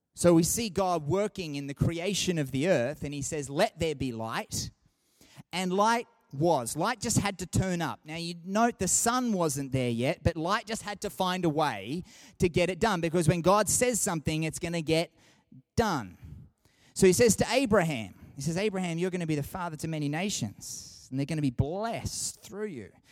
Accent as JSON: {"language": "English", "town": "Sydney", "region": "New South Wales", "country": "Australia", "tie": "born or raised there", "moved": "yes", "lives_now": "Canberra, Australia", "said": "I grew up in Sydney"}